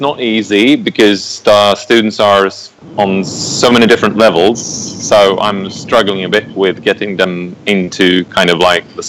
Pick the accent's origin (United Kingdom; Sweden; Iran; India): Sweden; Visby, Gotland; I'm from Visby, Gotland, Sweden, a little island out in the Baltic Sea